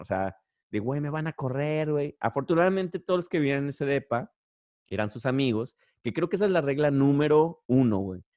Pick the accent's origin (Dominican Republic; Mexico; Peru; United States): Mexico; Guadalajara, Jalisco; moved away; cuando estaba en secundaria. Y sobre todo, yo vivía allá en Guadalajara